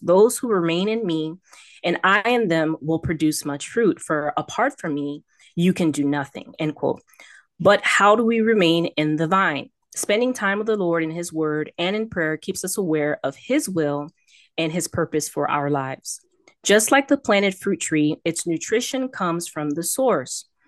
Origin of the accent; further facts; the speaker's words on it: Miami, Florida, United States; also born or lived in Texas; I'm born and raised in Miami, Florida